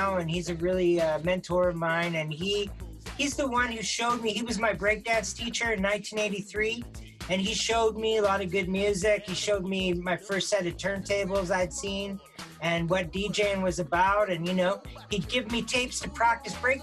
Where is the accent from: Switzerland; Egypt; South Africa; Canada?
Canada; Victoria, British Columbia; moved away as an adult; also born or lived in Toronto, Canada / Tokyo, Japan; now in Vancouver, Canada; I was born in Victoria. Victoria is my hometown, but I haven't lived there in quite a while.